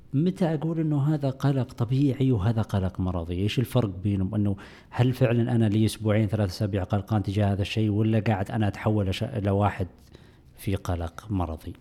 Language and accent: Arabic; Saudi Arabia; عندنا في السعودية